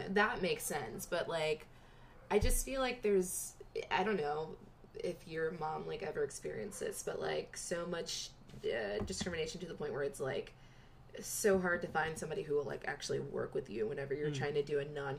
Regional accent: Georgia, United States; I'm from Georgia.

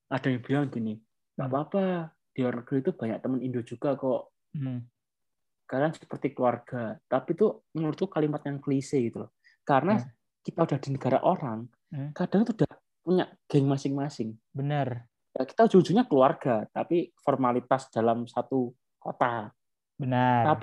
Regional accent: Turkmenistan; Indonesian is a second language; now in Konya, Turkey; Tapi kalau untuk orang asing sendiri kayak orang saya kan orang Turkmenistan.

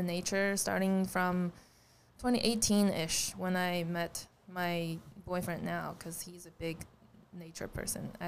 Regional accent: Suzhou, Jiangsu, China; English is a second language; moved away as an adult; also born or lived in Troy, Alabama; now in Charleston, United States; I was born in Suzhou, China, and I grew up there all the way to college

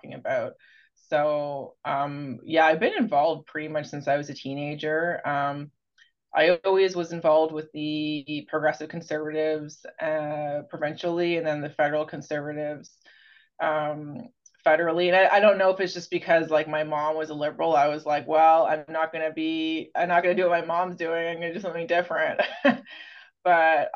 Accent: London, Ontario, Canada; now in Toronto, Canada; I'm from London, Ontario

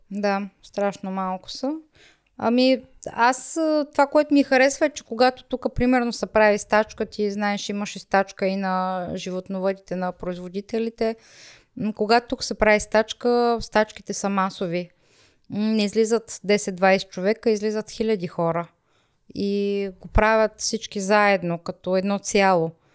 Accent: Rhodope region, Bulgaria; accent: Rhodope dialect; now in Germany; Аз съм горда с моя си родопски диалект

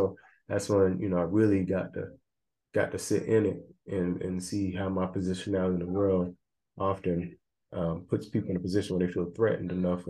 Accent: the South, United States; I always knew about racism and, you know, growing up in the South, segregation and discrimination and prejudice

